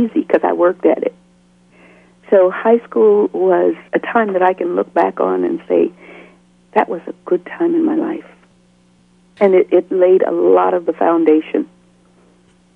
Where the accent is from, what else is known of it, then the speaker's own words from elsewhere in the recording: Muskegon Heights, Michigan, United States; moved away as an adult; also born or lived in Detroit, Michigan / Houston, Texas / New York / Eliot, Maine; now in Eloy, United States; I grew up in Muskegon Heights, Michigan, which was on the shores of Lake Michigan